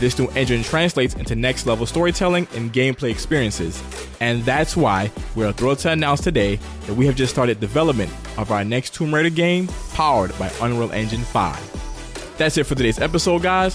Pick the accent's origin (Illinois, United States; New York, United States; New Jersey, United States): New York, United States; New York City; I'm from Queens, South Ozone Park